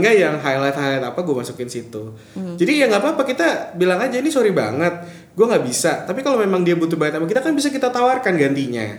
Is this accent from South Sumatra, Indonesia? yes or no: no; Medan, North Sumatra, Indonesia; moved away as an adult; now in Jakarta, Indonesia; gue, orang Batak